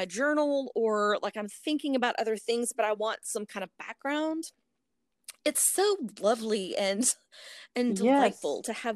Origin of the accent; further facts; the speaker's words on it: North Texas, United States; I'm from the North Texas area